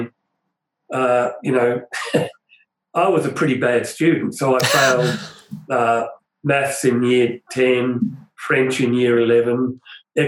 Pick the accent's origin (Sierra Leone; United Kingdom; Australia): Australia; Broadmeadows, Victoria; where I grew up in Broadmeadows